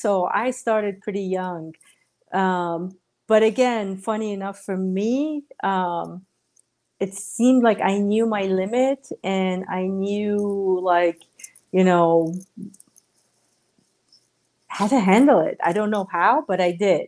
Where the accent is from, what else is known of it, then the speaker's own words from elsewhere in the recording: Iran; moved away; Growing up in Iran